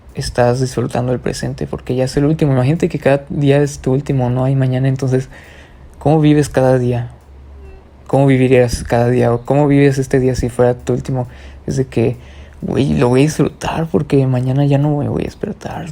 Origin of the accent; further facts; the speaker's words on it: Mexico; aquí en mi país, México